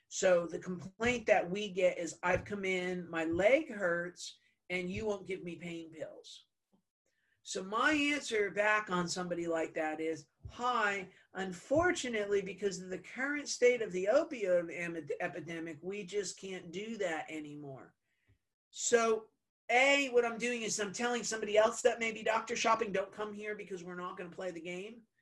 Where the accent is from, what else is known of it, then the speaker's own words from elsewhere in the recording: New Jersey, United States; I'm Italian. I'm from New Jersey